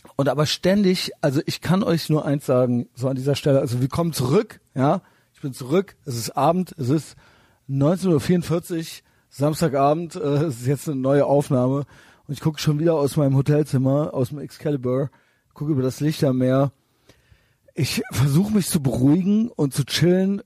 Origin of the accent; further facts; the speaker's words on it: Germany; aus Deutschland